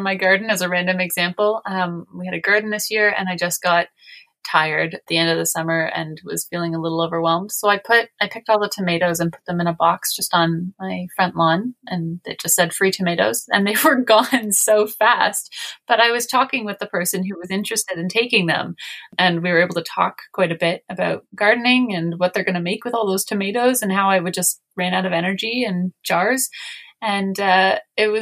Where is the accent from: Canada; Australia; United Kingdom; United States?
Canada; we're Canadian.